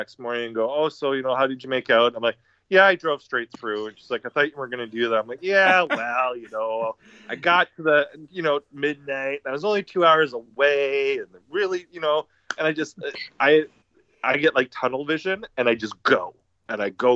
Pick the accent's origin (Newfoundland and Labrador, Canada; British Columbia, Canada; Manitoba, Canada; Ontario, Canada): Ontario, Canada; Stratford; I grew up in Stratford